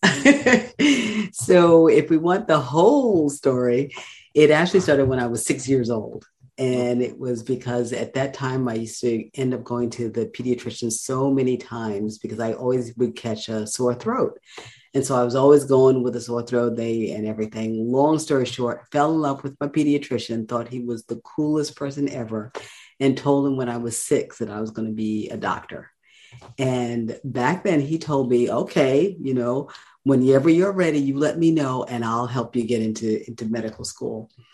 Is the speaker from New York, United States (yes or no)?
yes; New York City, New York, United States; moved away as an adult; now in North Carolina, United States; I am born and raised in Brooklyn, New York